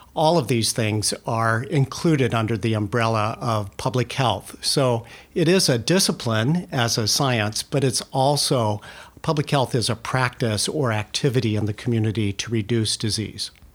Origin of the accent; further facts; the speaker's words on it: California, United States; moved away as an adult; also born or lived in New Mexico; now in Oregon, United States; I grew up in California